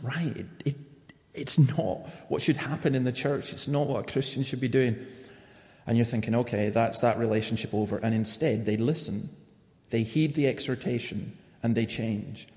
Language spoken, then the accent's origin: English; Scotland, United Kingdom; I'm saying that as a Scot.